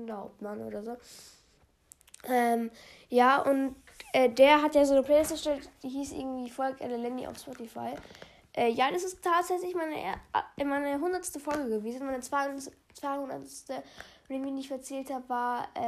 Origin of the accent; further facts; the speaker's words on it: Bavaria, Germany; aus welcher Stadt sage ich nicht, aber ich sage ähm, aus welchem Bundesland, und zwar komme ich aus Bayern.